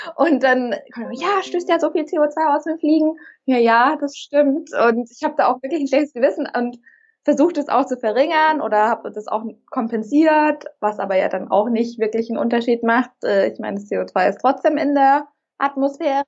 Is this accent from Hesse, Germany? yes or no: no; Munich, Bavaria, Germany; ich komme aus München